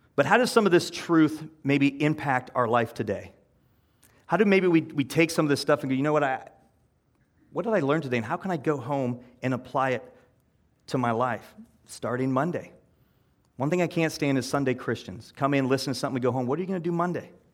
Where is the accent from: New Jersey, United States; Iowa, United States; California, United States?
Iowa, United States; I'm from Iowa